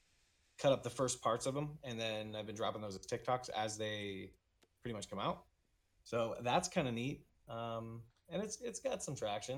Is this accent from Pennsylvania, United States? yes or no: no; Florida, United States; I'm from Florida. So I was in Florida for a couple years.